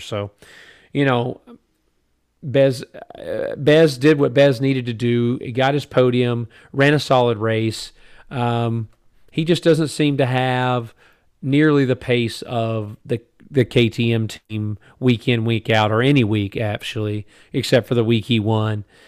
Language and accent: English; United States; as an American